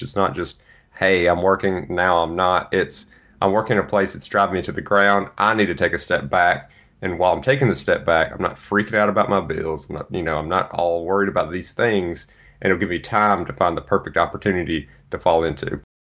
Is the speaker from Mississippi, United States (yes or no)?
yes; Mississippi, United States; moved away; eight hours from Dallas to my hometown. Really excited to get to see the parents